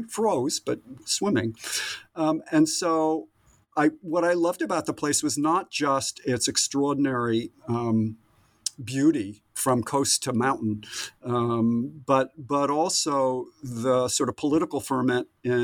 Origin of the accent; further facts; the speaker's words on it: New England, United States; moved away as an adult; also born or lived in Southern California; now in California, United States; I grew up in New England and absolutely adored and still adore that landscape.